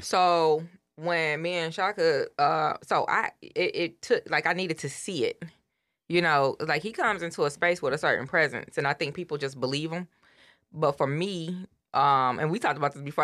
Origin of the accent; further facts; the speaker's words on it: Detroit, Michigan, United States; I grew up in Detroit in the hood.